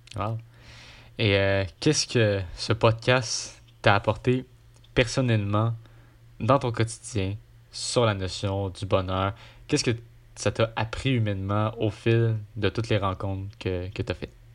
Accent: Quebec, Canada; je suis québécois

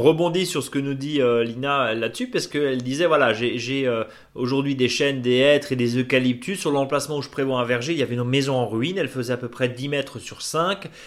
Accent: Alsace, Grand Est, France; de la vallée de Munster chez nous en Alsace

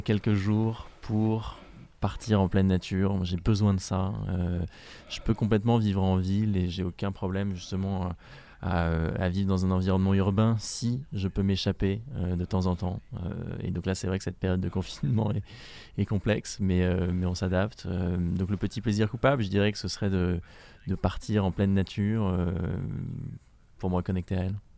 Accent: France; je suis le premier français

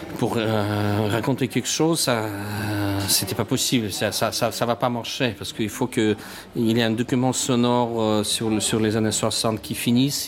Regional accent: Russia; French is a second language; moved away; je suis russe

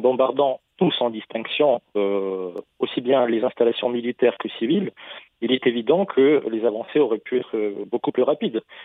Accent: Russia; chez nous en Russie

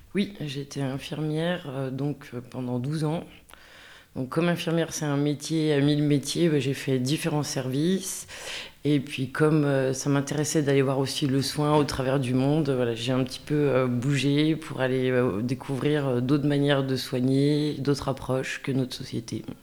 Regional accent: Villars-les-Dombes, Auvergne-Rhône-Alpes, France; moved away; also born or lived in Chablais; je viens de la plaine de l'Ain, vers Villars-les-Dombes

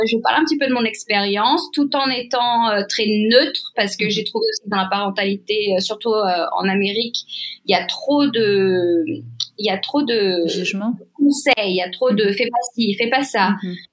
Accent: France; Donc déjà, en tant que Française, je voyais comment ça se passait en France

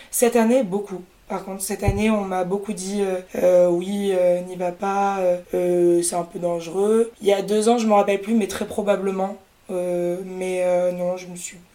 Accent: Toulouse, Occitania, France; moved away as an adult; bah moi je suis née à Toulouse où j'ai grandi euh, jusqu'au lycée.

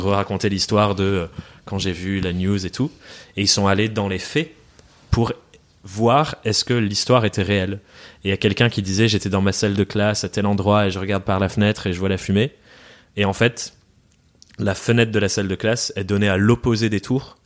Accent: France; also born or lived in England; suis, né en Angleterre. J'ai déménagé en France quand j'étais quand j'étais gosse

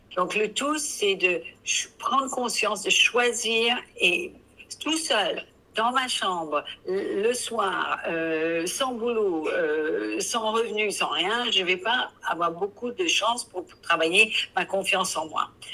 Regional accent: England, United Kingdom; accent: English; French is a second language; now in France; je suis anglaise

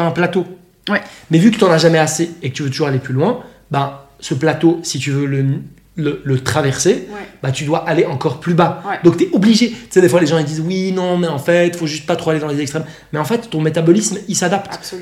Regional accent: Switzerland; moved away as an adult; now in Bali, Indonesia; à la base, je viens de Suisse

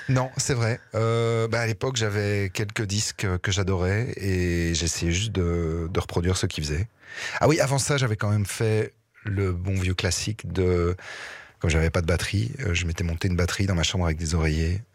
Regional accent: Liège region, Wallonia, Belgium; j'ai grandi dans la région liégeoise

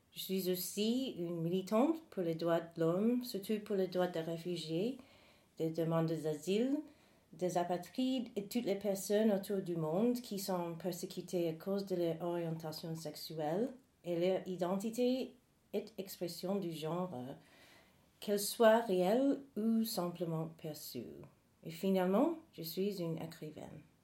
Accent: North Carolina, United States; French is a second language; moved away as an adult; now in Paris, France; Alors, je suis née aux États-Unis. Et là, j'ai grandi au sud du pays, dans l'état Provence du Caroline du Nord, dans les années 80.

